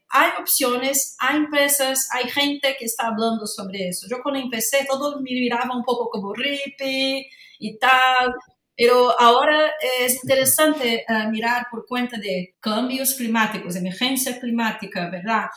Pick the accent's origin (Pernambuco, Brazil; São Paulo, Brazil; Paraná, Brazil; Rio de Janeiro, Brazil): Rio de Janeiro, Brazil; Spanish is a second language; moved away; Soy de Río de Janeiro, brasileña, entonces desde muy pequeña tengo una relación muy, muy próxima con el mar